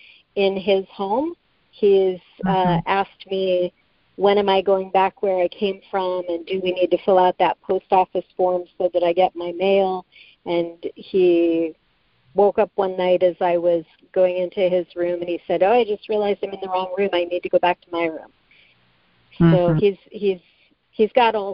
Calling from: Las Vegas, Nevada, United States; I'm calling from Las Vegas

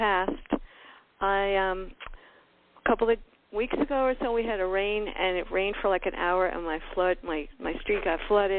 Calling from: Miami, Florida, United States

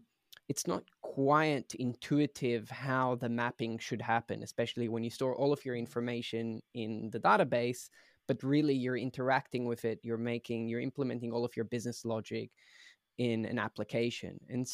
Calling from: Berlin, Germany; So I'm joining from Berlin, Germany, where Prisma originally started.

